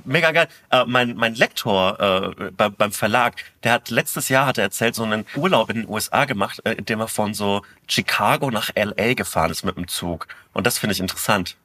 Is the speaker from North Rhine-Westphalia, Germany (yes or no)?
no; Bavaria, Germany; meinen, äh, mein Heimat, mein Heimatbundesland